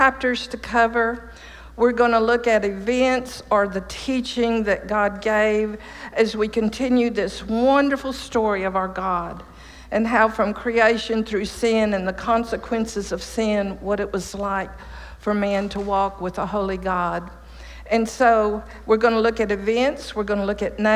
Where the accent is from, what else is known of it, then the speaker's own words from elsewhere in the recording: East Texas, United States; also born or lived in Chicago, Illinois; I moved to Texas in 1949 from Chicago to my daddy's dairy farm in East Texas